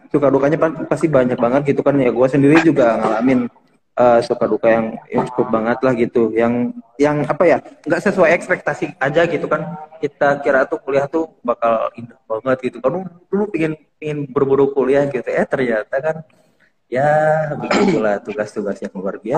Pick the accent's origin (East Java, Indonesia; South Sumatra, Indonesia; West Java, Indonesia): West Java, Indonesia; Tasikmalaya; born there; saya lahir di Tasikmalaya ya